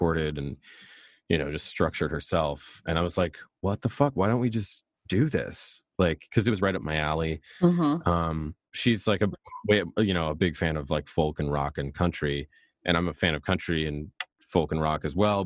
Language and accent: English; Texas, United States; I was from Texas